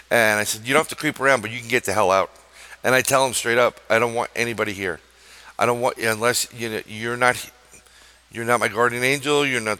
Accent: New York, United States; I'm a New Yorker

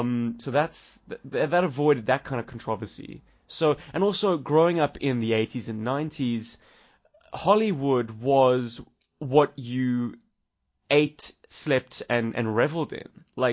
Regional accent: South Africa; accent: South African; My character spoke with an American accent, and to this day, it has rinsed my South African accent away completely. People who meet me in the street would never guess that I'm from South Africa.

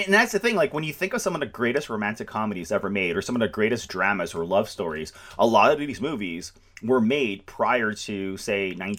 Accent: Canada; I'm Canadian

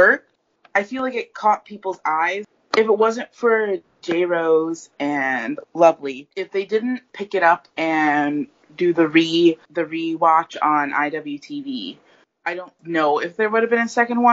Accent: Ohio, United States; now in New York City, United States; I was from Ohio

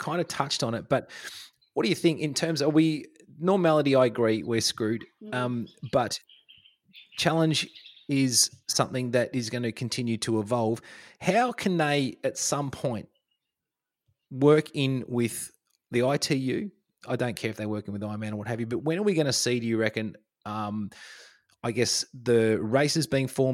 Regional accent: Australia; being an Australian over there

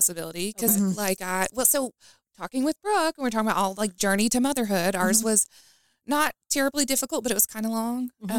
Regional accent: Utica, Kentucky, United States; also born or lived in Louisville, Kentucky; So I was born in Louisville. We moved when I was six to Utica.

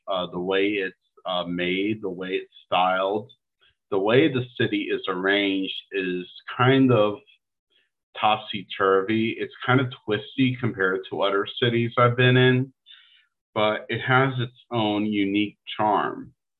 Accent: Maryland, United States; my home state of Maryland. I really like the home state of Maryland.

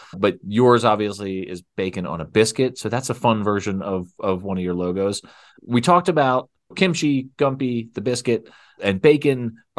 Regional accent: Fort Collins, Colorado, United States; I am here in Fort Collins, Colorado, my hometown of Fort Collins, Colorado

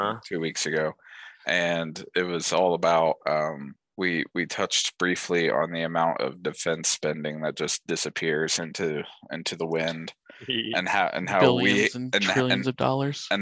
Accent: Ohio, United States; that's my home state.

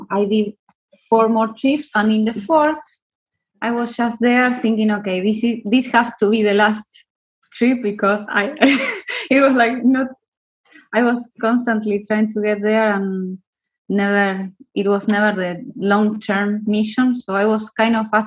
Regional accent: Buenos Aires, Argentina; now in Fort William, United Kingdom; I am from Argentina, from the city of Buenos Aires

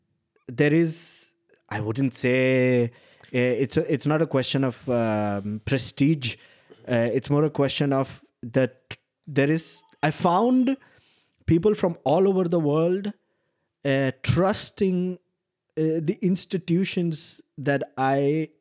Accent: Mumbai, Maharashtra, India; now in Frankfurt, Germany; a Bengali growing up in Mumbai, I think we are really well equipped to face, in a way, this kind of a world where, I mean, I'm in Frankfurt

